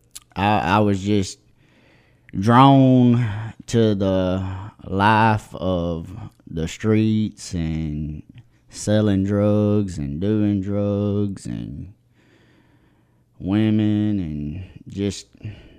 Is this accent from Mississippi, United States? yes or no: yes; Jumpertown, Mississippi, United States; I'm from Jumpertown, Mississippi